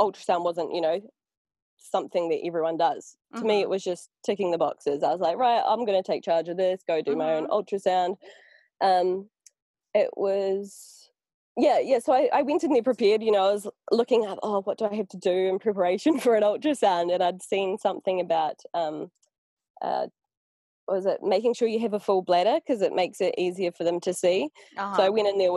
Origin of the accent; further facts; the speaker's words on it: New Zealand; now in Portugal; I come from New Zealand